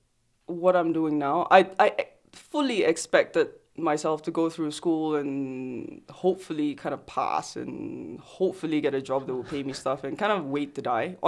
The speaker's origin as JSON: {"language": "English", "country": "Singapore", "tie": "born or raised there", "also_born_or_lived": "Australia", "moved": "as an adult", "said": "So I was born and raised in Singapore."}